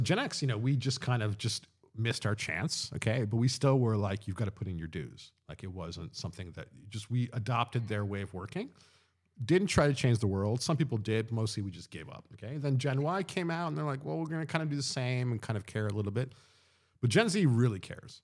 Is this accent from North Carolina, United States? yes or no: no; Long Island, New York, United States; moved away as an adult; also born or lived in London; growing up in Long Island